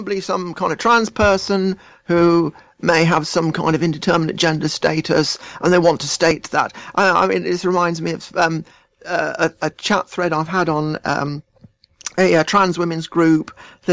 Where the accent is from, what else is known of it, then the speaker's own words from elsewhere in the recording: England, United Kingdom; I identify as English because I am English